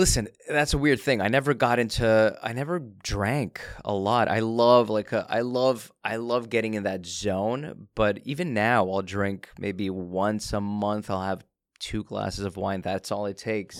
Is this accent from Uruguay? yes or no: no; Canada; I was born in Canada.